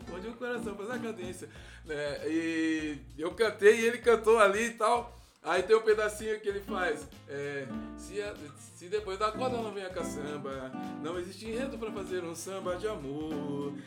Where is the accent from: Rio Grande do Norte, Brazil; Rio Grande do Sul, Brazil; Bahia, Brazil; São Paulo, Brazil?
São Paulo, Brazil; Santo André; eu vivo lá onde eu nasci, Camilópolis, tô sempre, vira e mexe, tô lá, vou ver minha mãe que mora lá ainda, né? E os amigos que, que a gente cresceu junto